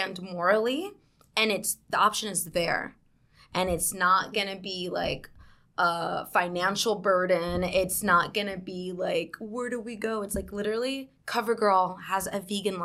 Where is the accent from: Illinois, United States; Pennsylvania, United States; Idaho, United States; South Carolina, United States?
South Carolina, United States; moved away as an adult; now in New York, United States; I'm from New York. I grew up in South Carolina, though